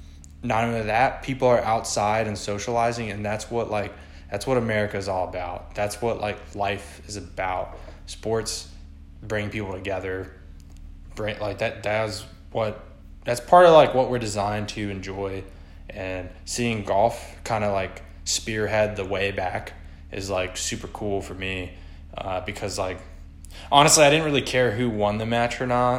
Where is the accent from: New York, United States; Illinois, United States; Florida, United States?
Florida, United States; also born or lived in Virginia; Like, even when growing up in Florida, or living in Florida, living in Virginia, wherever I've lived